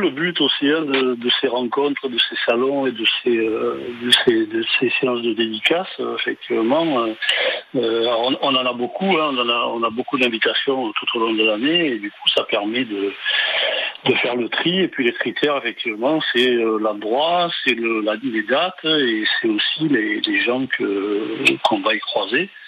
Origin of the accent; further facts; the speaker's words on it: Toulon, Provence-Alpes-Côte d'Azur, France; born there; je suis né à Toulon, j'habite euh, j'habite un peu plus haut maintenant dans le, centre-val.